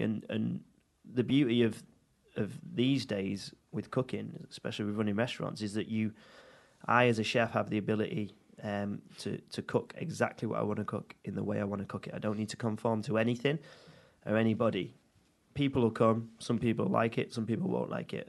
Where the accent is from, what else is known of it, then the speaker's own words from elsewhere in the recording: Audenshaw, North West England, United Kingdom; I'm from Manchester, from Audenshaw originally. Um, born born and bred.